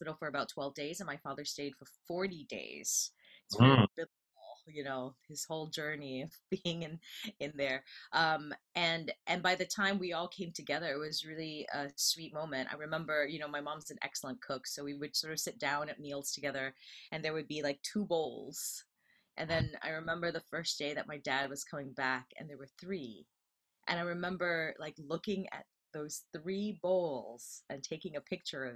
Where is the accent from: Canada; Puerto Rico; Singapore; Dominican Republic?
Singapore; now in United States; I returned to Singapore, which is my home country